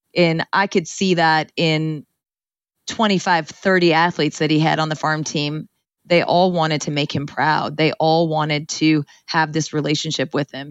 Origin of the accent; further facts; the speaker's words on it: Ceres, California, United States; I grew up in Ceres, California, in the Central Valley, um, in a Punjabi home